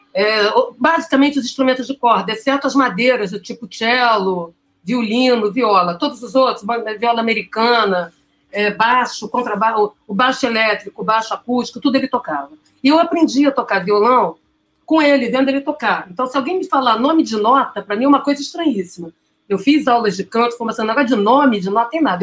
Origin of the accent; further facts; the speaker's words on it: Santo Antônio de Pádua, Rio de Janeiro, Brazil; em Santo Antônio de Pádua, que é onde eu nasci